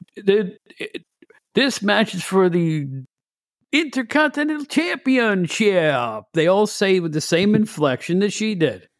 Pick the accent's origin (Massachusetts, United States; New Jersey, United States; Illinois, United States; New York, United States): New York, United States; Catskill; my hometown of Catskill, New York